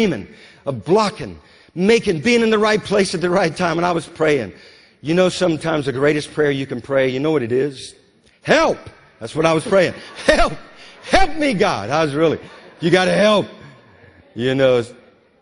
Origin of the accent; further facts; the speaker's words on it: Louisiana, United States; I grew up in Louisiana